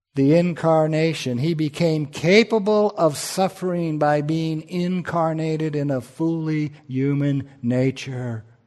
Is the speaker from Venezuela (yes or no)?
no; United States; I'm an American